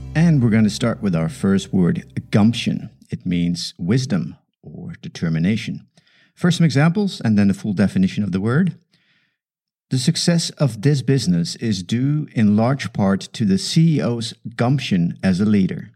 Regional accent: Netherlands; English is a second language; moved away as an adult; now in South Africa; English is my second language. I emigrated from the Netherlands to South Africa when I was 24.

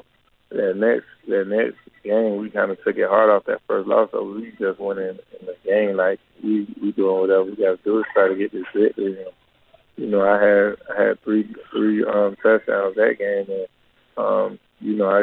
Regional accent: Orlando, Florida, United States; I was able to come back to my hometown and train here

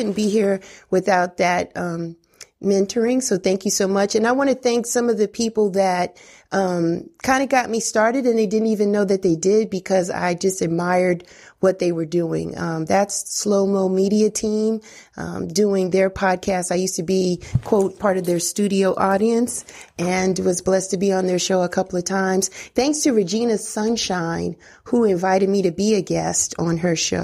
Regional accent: New York City, New York, United States; growing up in the Bronx in New York

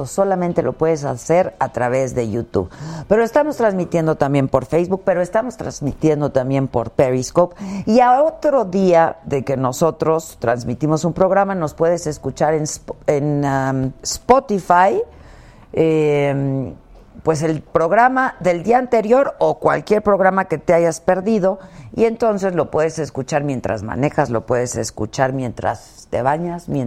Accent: Mexico; vamos a asistir 900 invitados, 400 de ellos extranjeros, 500 de aquí somos mexicanos.

